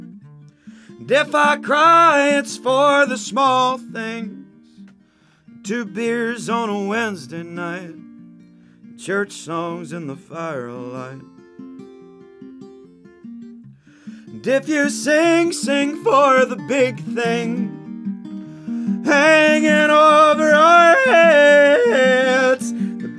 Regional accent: Midwest, United States; an angry young man growing up in the Midwest

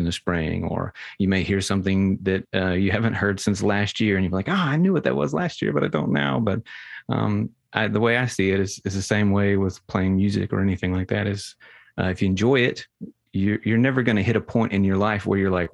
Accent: Munford, Tennessee, United States; I'm from Munford, Tennessee. It's a town of like 3,000 people

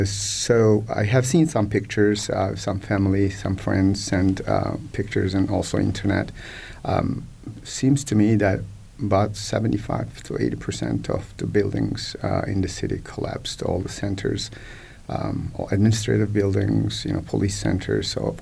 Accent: Kahramanmaraş, Turkey; some of the cities like Kilis and Antep, which is about 100 miles southeast of my hometown of Marsh.

